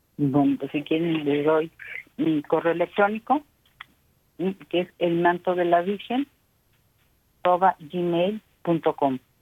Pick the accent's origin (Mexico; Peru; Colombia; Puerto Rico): Mexico; como mexicanos